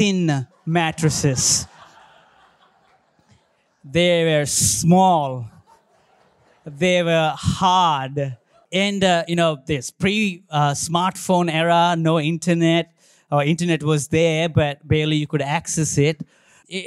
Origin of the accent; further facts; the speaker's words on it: India; now in Australia; I born and brought up in India